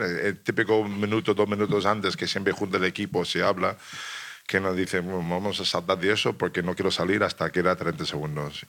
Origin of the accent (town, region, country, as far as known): United States; Spanish is a second language; moved away as an adult; also born or lived in Italy